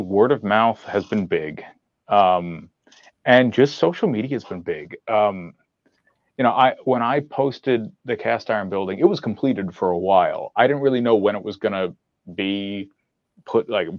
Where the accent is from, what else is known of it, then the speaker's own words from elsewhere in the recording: Poughkeepsie, New York, United States; I'm from Poughkeepsie